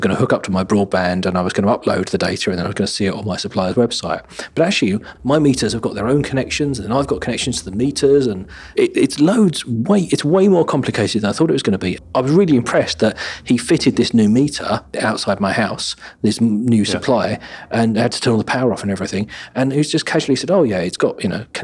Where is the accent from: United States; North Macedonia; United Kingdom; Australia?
United Kingdom; because we're British